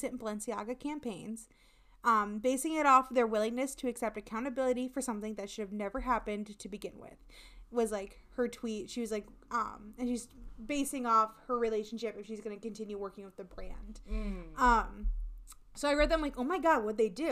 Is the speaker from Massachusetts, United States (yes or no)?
no; Iowa, United States; accent: Hispanic; I was raised like with a Spanish speaker and so like pronouncing things, and then we're in the middle of fucking nowhere in Iowa